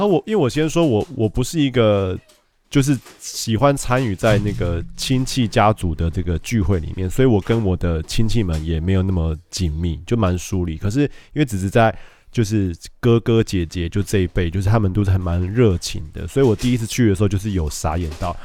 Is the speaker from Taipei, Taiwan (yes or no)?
yes; Taipei, Taiwan; 我老家，我爸妈家，他在师大路